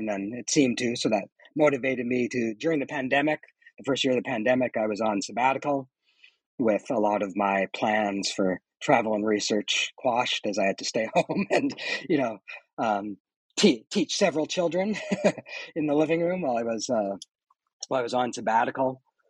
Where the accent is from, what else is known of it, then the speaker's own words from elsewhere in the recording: Canada; moved away as an adult; now in United States; I'm Canadian and did all my schooling in Canada. And now I teach in the United States